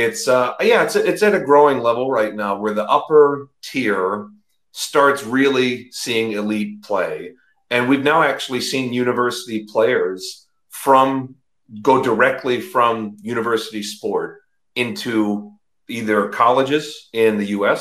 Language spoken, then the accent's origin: English; United States; now in United Kingdom; I am American.